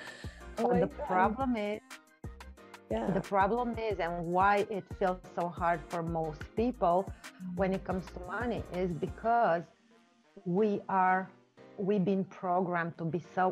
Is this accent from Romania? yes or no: yes; Romania; first language Romanian; English is a second language; I'm from Romania.